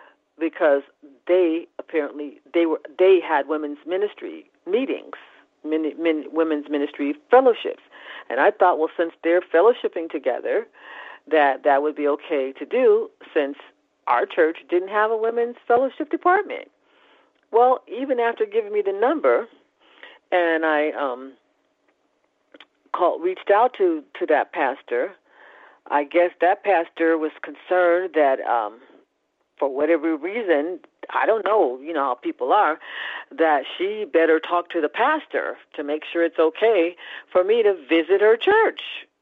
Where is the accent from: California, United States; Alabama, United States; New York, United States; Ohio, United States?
California, United States; I came from California, which in their own way, the Californians were even more open and friendly.